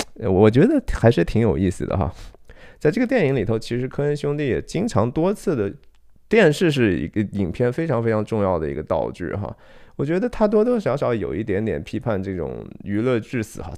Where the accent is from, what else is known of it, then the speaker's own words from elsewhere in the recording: Shanxi, China; 我是山西人哈